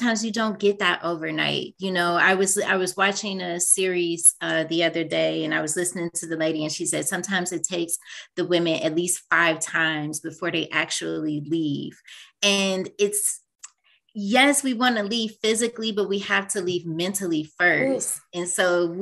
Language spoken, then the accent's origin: English; Cleveland, Ohio, United States; moved away; I'm originally from Cleveland, Ohio, and I go back home